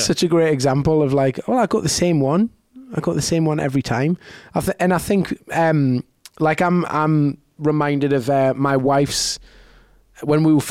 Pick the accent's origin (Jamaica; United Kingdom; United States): United Kingdom; moved away; I'm from in the UK